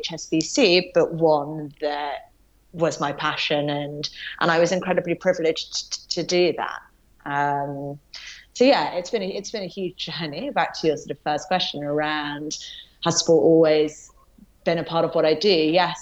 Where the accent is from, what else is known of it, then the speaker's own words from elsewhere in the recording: Yorkshire and the Humber, United Kingdom; also born or lived in London, England; very young moved up north to a small place called Yorkshire